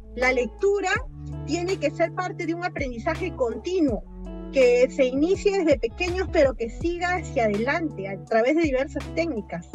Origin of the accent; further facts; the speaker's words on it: Peru; una tradición muy nuestra, muy peruana